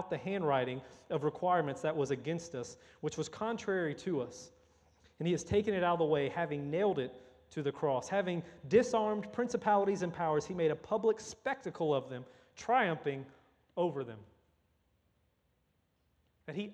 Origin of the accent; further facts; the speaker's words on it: Louisiana, United States; I'm from Louisiana